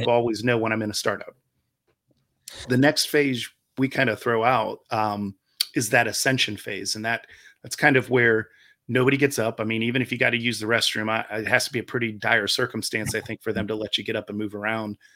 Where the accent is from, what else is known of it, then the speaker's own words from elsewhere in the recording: Ohio, United States; moved away as an adult; now in Charlotte, United States; I'm originally from Ohio. Uh, I spent a majority of my life there, including my adult life